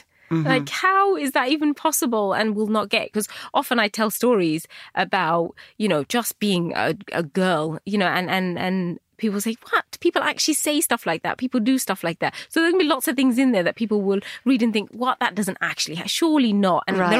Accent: United Kingdom; So I was constantly fighting that British Bangladeshi bit of me.

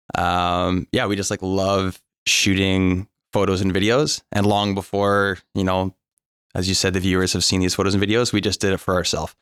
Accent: North Vancouver, British Columbia, Canada; I'm born and raised in North Vancouver

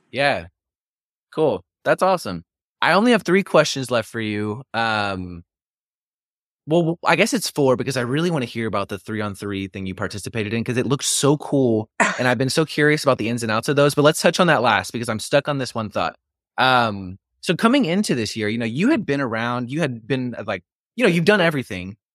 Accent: Waco, Texas, United States; I was born in ninety-four, but because I grew up in Waco

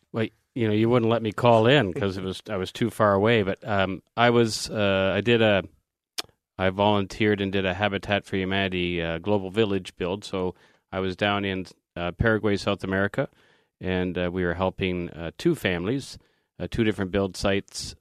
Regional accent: Canada; as a Canadian

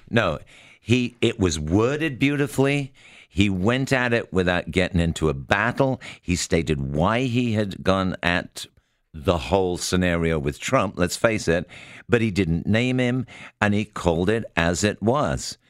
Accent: United Kingdom; I'm obviously British

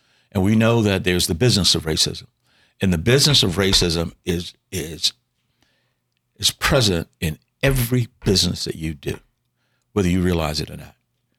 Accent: the South, United States; all the things we were taught growing up in the South

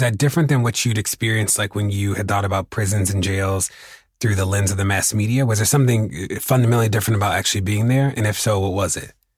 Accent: Baltimore, Maryland, United States; my my hometown is uh, is a great example

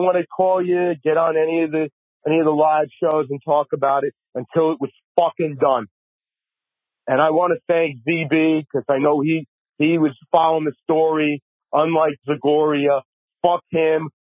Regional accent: New York City, New York, United States; now in New Jersey, United States; I'm from New York City, from Manhattan, live in New Jersey now

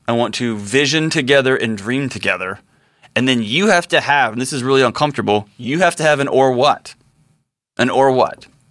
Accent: Texas, United States; I'm a Texan. I grew up around guns

